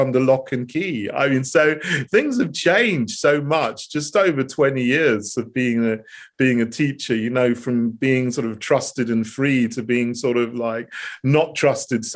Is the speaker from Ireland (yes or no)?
no; Sussex, South East England, United Kingdom; also born or lived in St Andrews, Scotland / Botswana / Bosnia and Herzegovina / United States; I was brought up with my mum in Sussex. And, you know, so I grew up here. I grew up in England